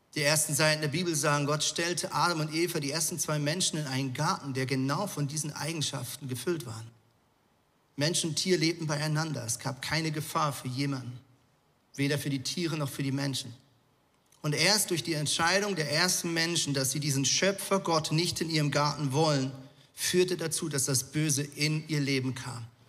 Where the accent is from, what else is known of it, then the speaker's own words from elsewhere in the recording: Zurich, Switzerland; now in Hamburg, Germany; Ja, ich bin ja in Zürich äh, aufgewachsen, beziehungsweise habe viele Jahre in Zürich gelebt.